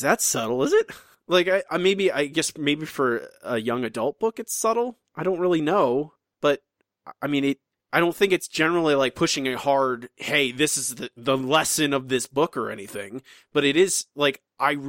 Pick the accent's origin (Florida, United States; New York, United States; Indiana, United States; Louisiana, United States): Florida, United States; my home state